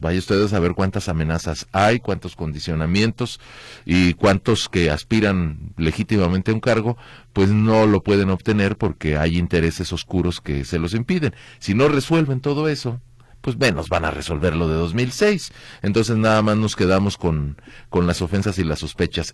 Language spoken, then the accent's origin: Spanish; Mexico; Como mexicanos